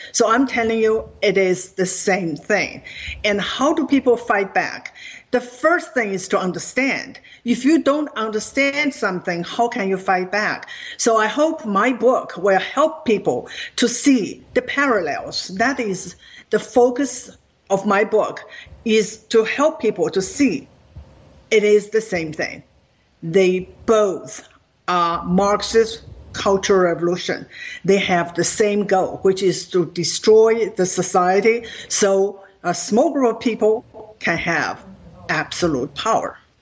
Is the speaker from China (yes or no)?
yes; China; now in United States; Growing up in China